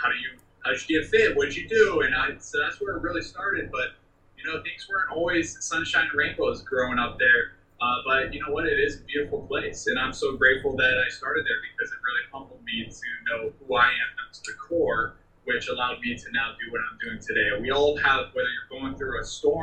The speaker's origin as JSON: {"language": "English", "area": "Maui", "region": "Hawaii", "country": "United States", "tie": "born or raised there", "said": "I grew up there"}